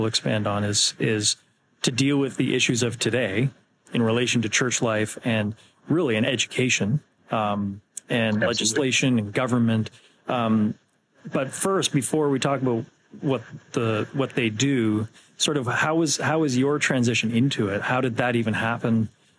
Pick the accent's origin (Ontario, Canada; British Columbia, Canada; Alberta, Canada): Ontario, Canada; now in East Coast, Canada; I come from Ontario.